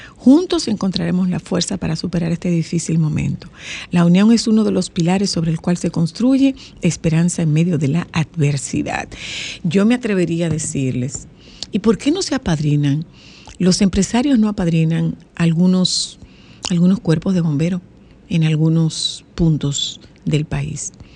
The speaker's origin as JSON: {"language": "Spanish", "town": "Nagua", "region": "María Trinidad Sánchez", "country": "Dominican Republic", "said": "yo hablo de mi pueblo particularmente. Nosotros estamos, Nagua está adentro del agua"}